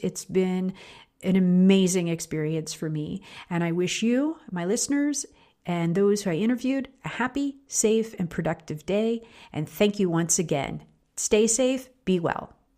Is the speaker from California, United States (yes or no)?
no; Pittsburgh, Pennsylvania, United States; my hometown of Pittsburgh, Pennsylvania